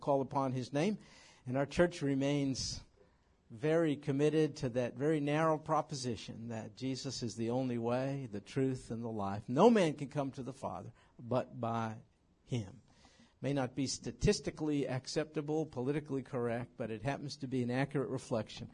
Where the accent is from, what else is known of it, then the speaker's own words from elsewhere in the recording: New York, United States; moved away; New York. And it's my home state